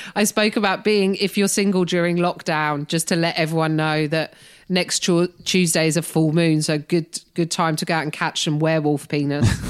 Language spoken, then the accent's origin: English; United Kingdom; moved away as an adult; now in United States; being a British person in America